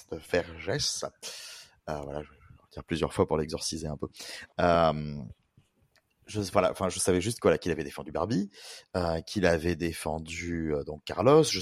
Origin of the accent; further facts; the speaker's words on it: Switzerland; je suis suisse français comme Barbé.